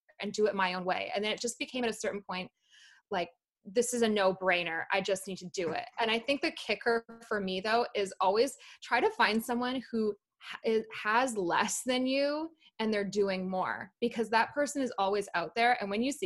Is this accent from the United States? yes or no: no; Calgary, Alberta, Canada; also born or lived in London, United Kingdom; I was born in London in the UK. I moved to Calgary when I was 8, and I mainly grew up in Calgary, actually